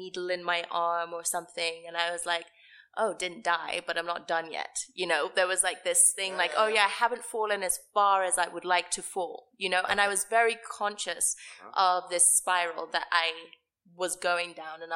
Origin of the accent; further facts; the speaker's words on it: Nairobi, Kenya; moved away; also born or lived in United States; I grew up in Karen.